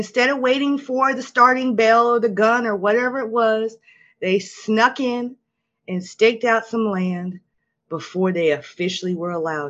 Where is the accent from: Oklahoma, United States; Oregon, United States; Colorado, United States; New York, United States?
Oklahoma, United States; having been born and raised in Oklahoma